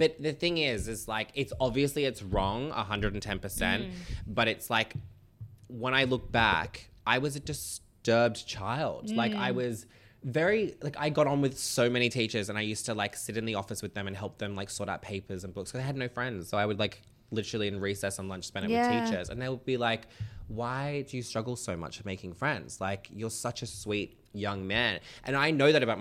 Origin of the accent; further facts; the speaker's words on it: Sydney, Central Coast, New South Wales, Australia; now in Sydney, Australia; We moved to a bigger home in Carrion, which is like down near the coast, from Sydney, because I was born in Royal North Shore